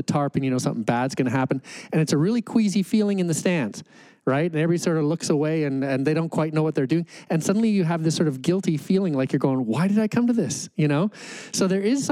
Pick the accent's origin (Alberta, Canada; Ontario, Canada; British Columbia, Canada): Alberta, Canada; Calgary; I grew up in Calgary